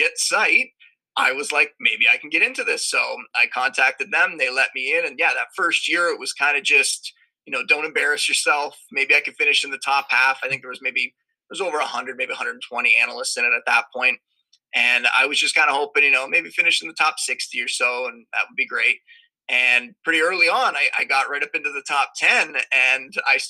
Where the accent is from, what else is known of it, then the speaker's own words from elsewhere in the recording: Niagara Falls, Ontario, Canada; also born or lived in Toronto; I'm from Canada, born and raised in Niagara Falls.